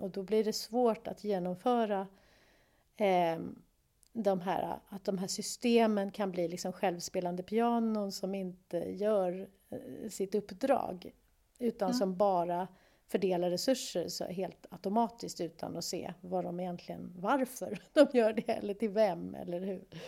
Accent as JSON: {"language": "Swedish", "country": "Sweden", "said": "Vi svenskar"}